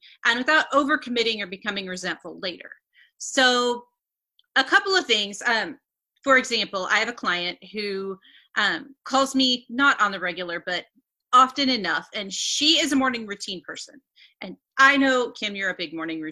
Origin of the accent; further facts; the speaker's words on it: Northeast Missouri, United States; I'm from Northeast Missouri